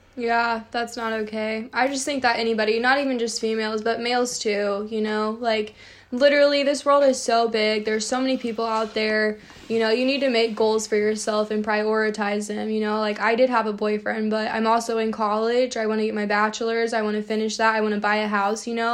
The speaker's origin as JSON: {"language": "English", "area": "Champaign County", "region": "Illinois", "country": "United States", "said": "I'm from Champaign County"}